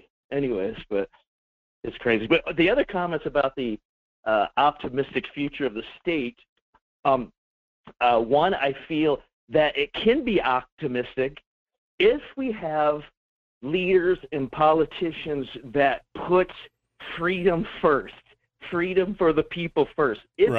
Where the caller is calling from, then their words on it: Fairbanks, Alaska, United States; Hello, this is … in Fairbanks.